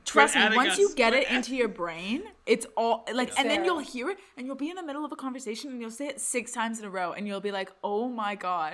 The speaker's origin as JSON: {"language": "English", "region": "Scotland", "country": "United Kingdom", "said": "Yeah, I'm Presbyterian because I'm from Scotland."}